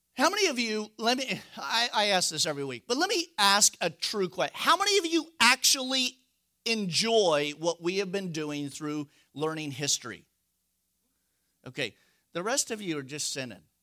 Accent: United States; we're Americans

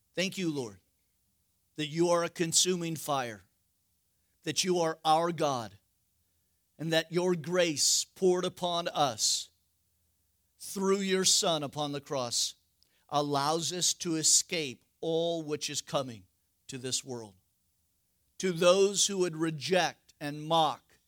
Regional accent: West Coast, United States; I'm from the West Coast.

